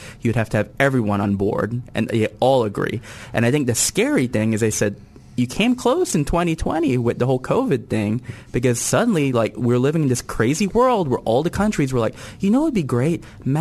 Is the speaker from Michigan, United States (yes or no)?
no; Texas, United States; as a Texan